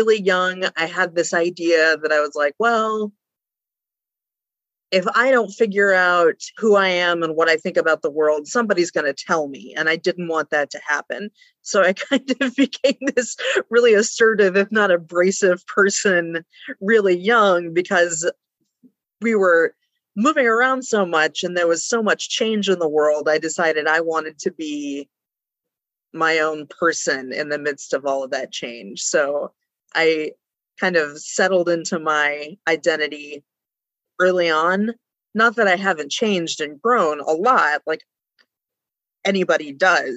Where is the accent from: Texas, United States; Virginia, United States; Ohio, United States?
Texas, United States; West; moved away as an adult; also born or lived in Breckenridge, Texas / Permian Basin; now in Brockport, United States; But after that, we moved all around West Texas.